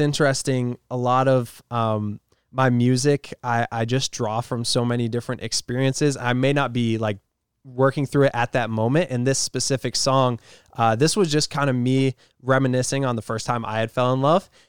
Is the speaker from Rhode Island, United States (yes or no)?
yes; Rhode Island, United States; I'm from Rhode Island